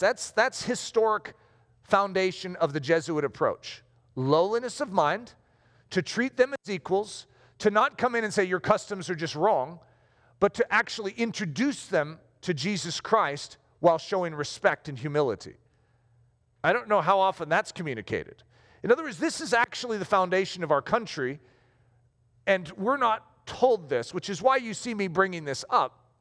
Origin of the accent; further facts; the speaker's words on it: United States; I'm American